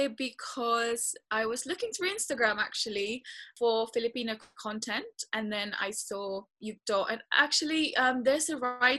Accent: Hastings, South East England, United Kingdom; also born or lived in Philippines; now in London, United Kingdom; we moved in Hastings actually first, and I grew up in Hastings.

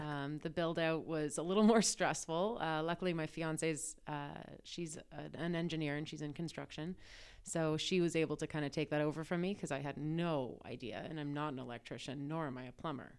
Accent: Ancaster, Ontario, Canada; also born or lived in Toronto; I grew up in Ancaster, so I grew up going out there all the time.

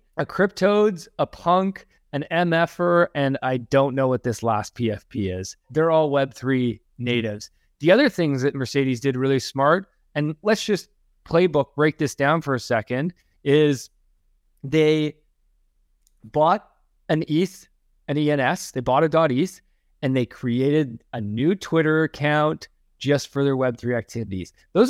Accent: Canada; accent: Canadian; Apologize if I just brutally butchered that name with my super Canadian accent and inability to understand a Dutch name.

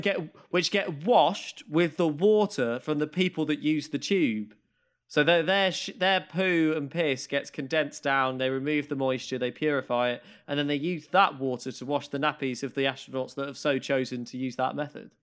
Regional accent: Maidstone, South East England, United Kingdom; I grew up in Maidstone

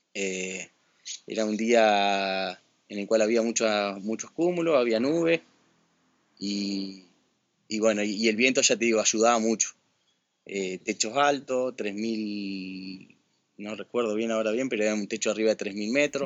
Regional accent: Paraná, Entre Ríos, Argentina; yo soy de, Paraná. Paraná está en la provincia de Entre Ríos

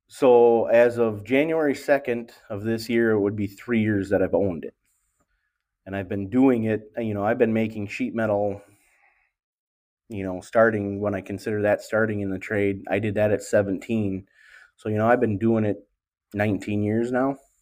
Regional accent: Wisconsin, United States; also born or lived in Milwaukee; This is my home area where I'm located now in Wisconsin

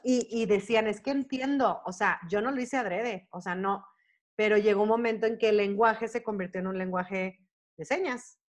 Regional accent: Mexico; moved away as an adult; also born or lived in Toronto; yo soy mexicana

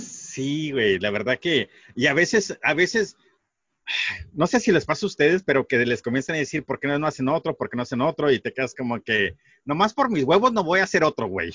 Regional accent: Sonora, Mexico; nosotros acá en Sonora

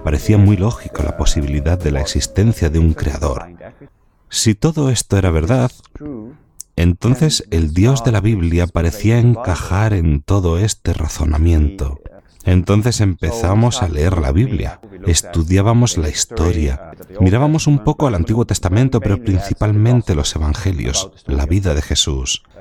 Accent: northern Netherlands, Netherlands; now in Ireland; Nací y crecí en los Países Bajos.

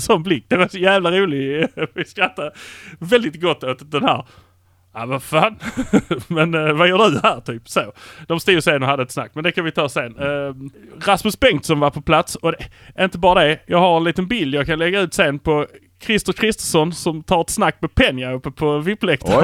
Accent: Malmö, Skåne, Sweden; vi är från Malmö

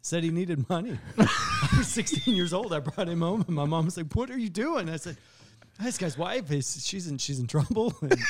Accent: Kentucky, United States; I'm from Kentucky.

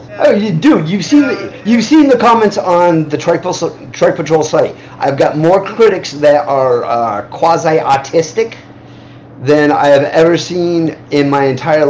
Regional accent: Midwest, United States; The smell of cow farms, yeah. I grew up in the Midwest, where there was a lot of cow farming.

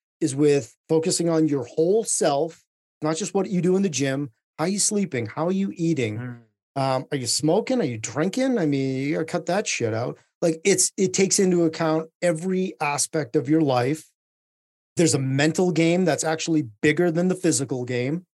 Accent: Lowell, Massachusetts, United States; born in a city in Eastern Massachusetts called Lowell, Massachusetts

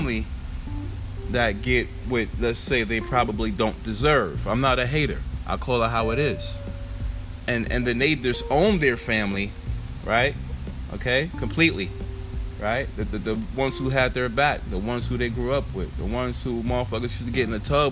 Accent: New York, United States; I'm from New York

